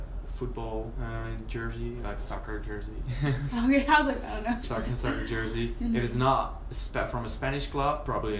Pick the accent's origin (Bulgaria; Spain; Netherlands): Netherlands; English is a second language; moved away as an adult; now in Belgium; I come from the Netherlands, but I study in Belgium. And we speak the same language.